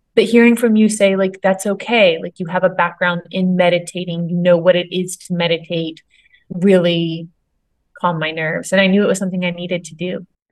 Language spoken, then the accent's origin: English; Myrtle Beach, South Carolina, United States; I grew up in Myrtle Beach, big tourist town where the ER was very busy